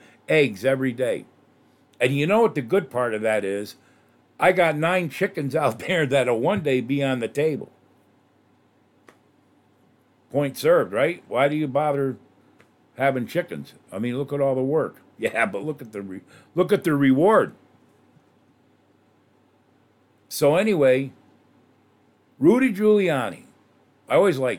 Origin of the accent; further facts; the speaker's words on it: New York, United States; moved away; I come from New York